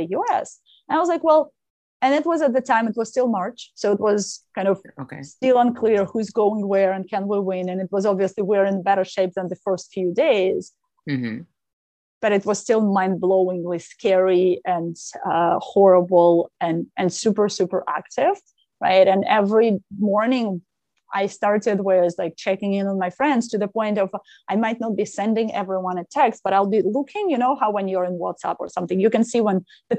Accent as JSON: {"language": "English", "country": "Ukraine", "tie": "born or raised there", "moved": "as an adult", "lives_now": "San Francisco, United States", "said": "I grew up in Ukraine"}